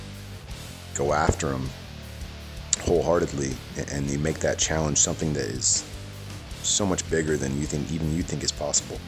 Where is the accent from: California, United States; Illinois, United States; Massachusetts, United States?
California, United States; San Francisco Bay Area; I grew up in the San Francisco Bay Area